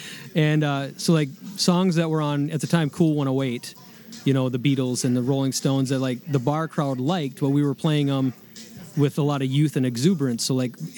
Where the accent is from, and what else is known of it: St. Croix Falls, Wisconsin, United States; born or raised there